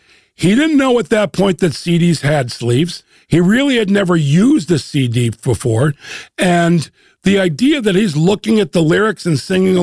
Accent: Chicago, Illinois, United States; also born or lived in New York; now in Los Angeles, United States; I'm from Chicago and I currently live in LA, but I've lived in New York.

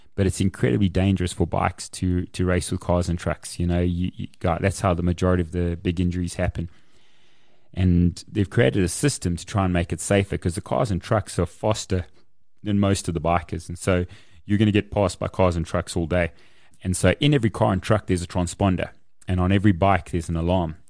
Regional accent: Kempton Park, Gauteng, South Africa; I grew up in Kempton.

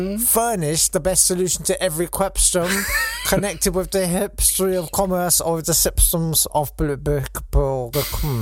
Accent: Hayes, South East England, United Kingdom; I was born in Hayes in Kent. I grew up near there.

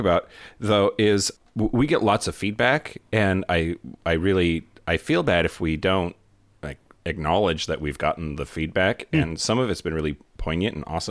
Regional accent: California, United States; the blue state of California, and then went to a very liberal college campus in Santa Barbara. In my hometown, I always felt too gay

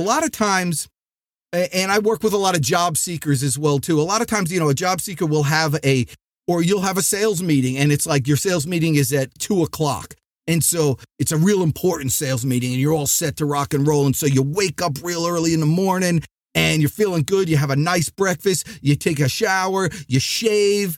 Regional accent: New Jersey, United States; now in Atlanta, United States; I'm from New Jersey

